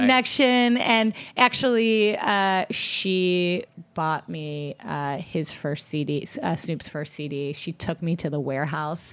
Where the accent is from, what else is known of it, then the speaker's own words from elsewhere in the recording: Long Beach, California, United States; also born or lived in Atlanta, Georgia; now in Los Angeles, United States; growing up in Long Beach